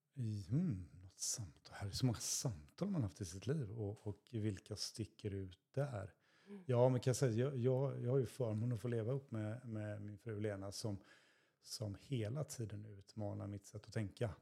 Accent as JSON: {"language": "Swedish", "town": "Stenungsund", "region": "Västra Götaland", "country": "Sweden", "tie": "born or raised there", "moved": "as an adult", "lives_now": "Västervik, Sweden", "said": "jag är uppväxt i Stenungsund"}